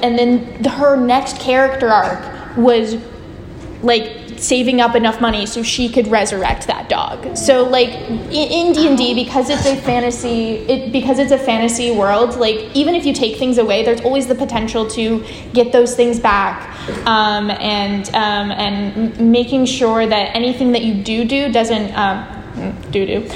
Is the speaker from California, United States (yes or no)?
yes; San Francisco, California, United States; I'm from San Francisco.